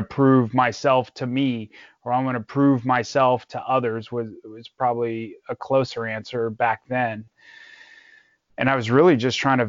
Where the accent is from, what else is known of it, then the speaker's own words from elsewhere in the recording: Los Angeles, California, United States; also born or lived in Santa Clarita, California; So I grew up in LA, specifically Northridge. I lived there for a long time